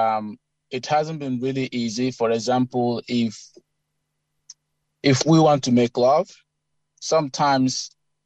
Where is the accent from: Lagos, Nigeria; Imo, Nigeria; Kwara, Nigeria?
Imo, Nigeria; Eastern Nigeria; moved away as an adult; now in Canberra, Australia; I grew up in Imo State, Eastern Nigeria